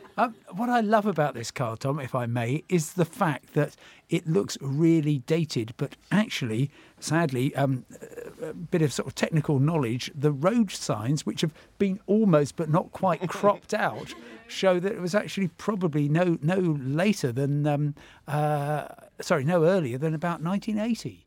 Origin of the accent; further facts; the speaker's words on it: Crawley, South East England, United Kingdom; growing up in Crawley, as you say, and uh, about a mile and a half from the runway at Gatwick Airport